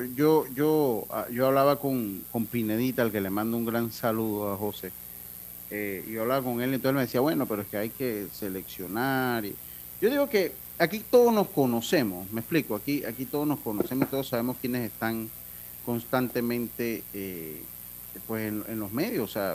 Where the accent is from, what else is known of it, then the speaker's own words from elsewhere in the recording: Panama; soy panameño